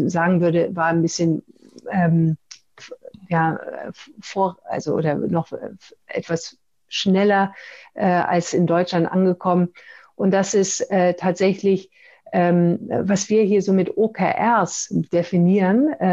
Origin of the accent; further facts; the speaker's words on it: Pakistan; born there; Ich bin in Pakistan geboren, obwohl in einer deutschen Familie.